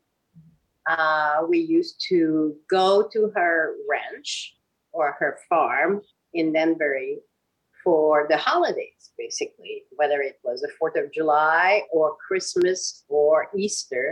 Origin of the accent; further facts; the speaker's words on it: Quebec City, Quebec, Canada; moved away; I was born and raised in Quebec City in Canada.